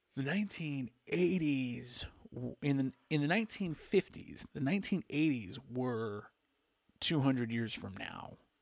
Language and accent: English; Palm Springs, California, United States; also born or lived in Newport Beach, California; I grew up in Palm Springs